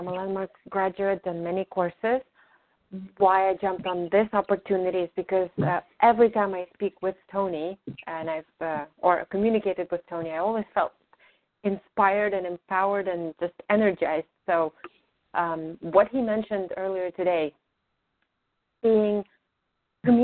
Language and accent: English; Ukraine; English is a second language; now in New York, United States; I'm originally from Ukraine